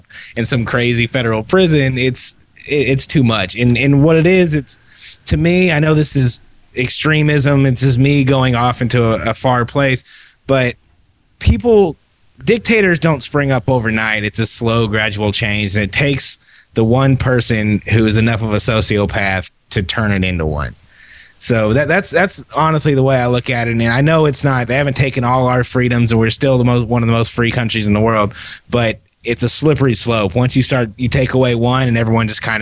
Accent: California, United States; I'm from California.

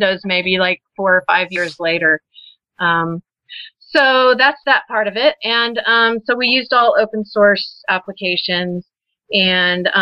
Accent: Texas, United States; moved away; also born or lived in Colorado; I'm from Texas originally

